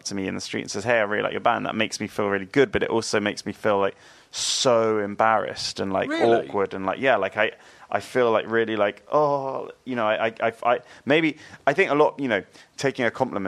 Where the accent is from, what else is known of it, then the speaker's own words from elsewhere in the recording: New Forest, Hampshire, South East England, United Kingdom; I grew up in the New Forest